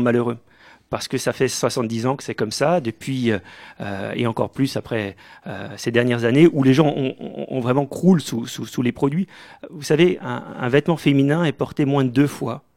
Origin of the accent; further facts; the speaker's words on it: Mulhouse, Grand Est, France; je suis né à Mulhouse en 1977, au Diaconat, comme beaucoup de Mulhousiens